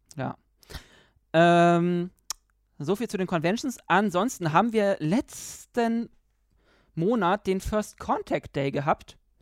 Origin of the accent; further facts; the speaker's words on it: Germany; also born or lived in Berlin; als Deutscher